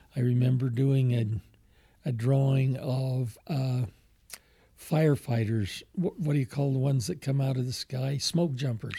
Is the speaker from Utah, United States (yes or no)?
yes; Alpine, Utah, United States; also born or lived in Murray, Utah; as a kid growing up in Alpine